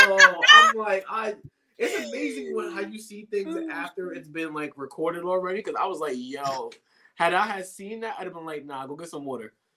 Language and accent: English; New York, United States; I'm a New Yorker